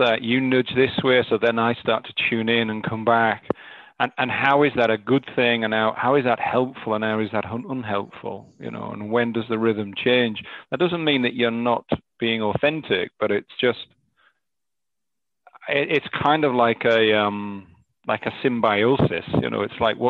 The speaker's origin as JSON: {"language": "English", "region": "North East England", "country": "United Kingdom", "tie": "born or raised there", "accent": "Northern", "moved": "yes", "said": "I've been away from my native Northeast for 20 years, you know, my accent, my Northern accent comes and goes"}